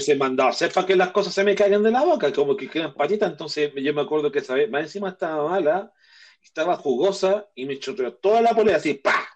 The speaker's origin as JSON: {"language": "Spanish", "country": "Chile"}